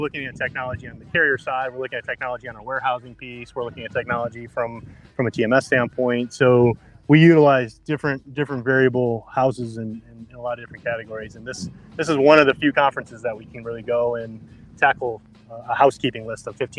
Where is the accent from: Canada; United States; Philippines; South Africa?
Canada; guess my definition of cheese and what's real has really been tested with Matt in my life recently, being Canadian.